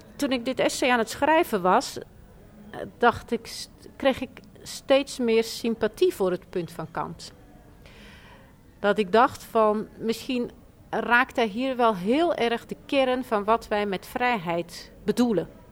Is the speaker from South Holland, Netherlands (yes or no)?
yes; Rotterdam, South Holland, Netherlands; ik kom uit Rotterdam